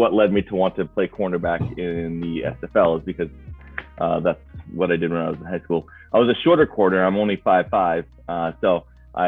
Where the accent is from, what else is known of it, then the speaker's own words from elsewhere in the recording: Rochester, New Hampshire, United States; I'm from Rochester, New Hampshire